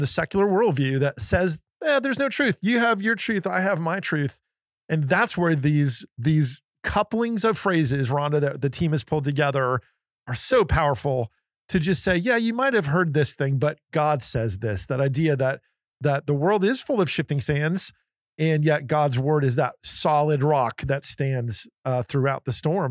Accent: New Jersey, United States; I grew up in New Jersey

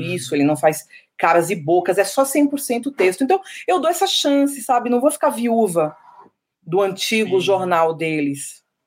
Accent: Salvador, Bahia, Brazil; also born or lived in São Paulo; apesar de eu ser paulista, eu me identifico mais como soteropolitana, minha construção toda emocional e tudo, a pessoa que eu sou é de Salvador

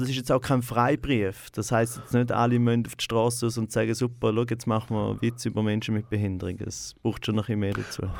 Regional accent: Goldach, St. Gallen, Switzerland; moved away as an adult; also born or lived in Rorschach; geboren bin ich in Rorschach äh, im Spital, direkt neben Goldach, äh, wo äh, ich auch, also wo meine Eltern wohnen, auch immer noch. Und dort bin ich meine ersten ja, 18 Jahre habe ich zu Goldach gelebt.

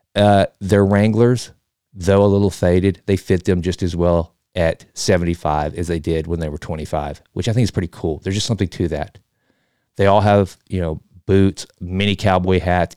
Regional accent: Texas, United States; I'm from Texas

